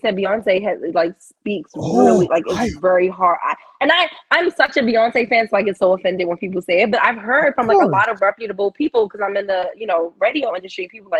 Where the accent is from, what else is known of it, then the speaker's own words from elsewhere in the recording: Baltimore, Maryland, United States; now in California, United States; I'm from Baltimore, Maryland